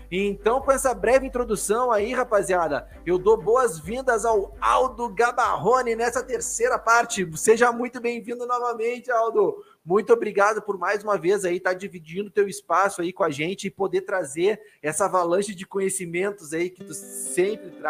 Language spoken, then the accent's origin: Portuguese; Rio Grande do Sul, Brazil; Guria, porque eu sou gaúcho, né?